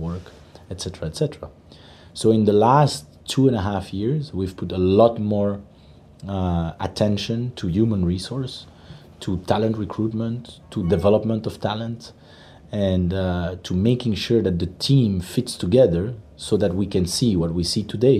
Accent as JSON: {"language": "English", "country": "Belgium", "tie": "born or raised there", "moved": "yes", "said": "I'm born and raised in Belgium"}